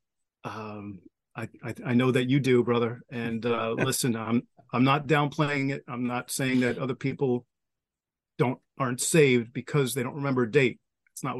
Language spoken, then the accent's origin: English; Long Island, New York, United States; born or raised there